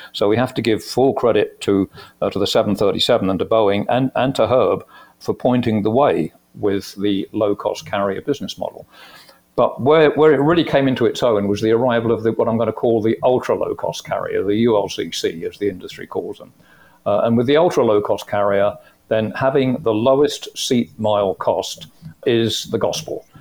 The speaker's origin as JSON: {"language": "English", "country": "United Kingdom", "also_born_or_lived": "Phoenix", "moved": "as an adult", "said": "I came from the UK originally. You could probably guess that uh, from my accent."}